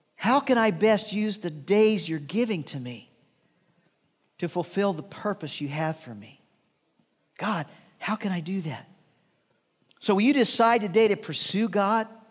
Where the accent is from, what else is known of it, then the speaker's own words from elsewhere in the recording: Midwest, United States; Shirley and I grew up in the Midwest